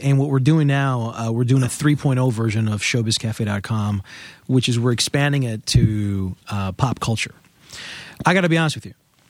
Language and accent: English; Queens, New York, United States; born there; I was born in Queens, New York.